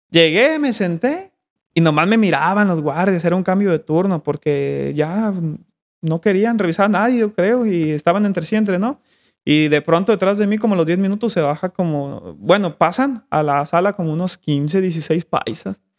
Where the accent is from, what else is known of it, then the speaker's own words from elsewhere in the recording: Mexico; No, yo soy de México.